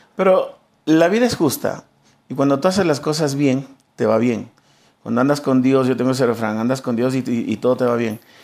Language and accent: Spanish; Quito, Pichincha, Ecuador; toda mi vida crecí en el barrio de San Roque